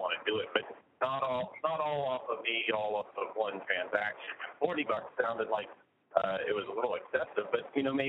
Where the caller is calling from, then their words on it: Idaho, United States; I'm actually calling from home. I'm calling from Idaho.